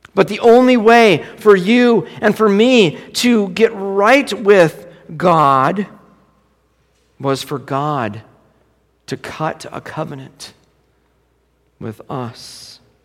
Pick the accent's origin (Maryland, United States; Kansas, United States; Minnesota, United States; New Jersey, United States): Minnesota, United States; Minneapolis; I grew up in South Minneapolis